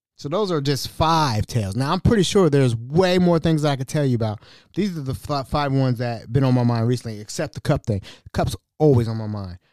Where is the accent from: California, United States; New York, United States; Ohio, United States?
Ohio, United States; Hamilton; I'm from Hamilton, Ohio, right? I'm from Hamilton